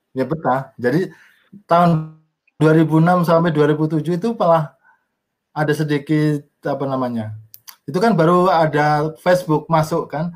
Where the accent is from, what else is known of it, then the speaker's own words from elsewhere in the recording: Banjarnegara, Central Java, Indonesia; moved away as an adult; also born or lived in Purbalingga / Bandung / South Tapanuli / Australia; now in Jakarta, Indonesia; saya lahir di Banjarnegara, Jawa Tengah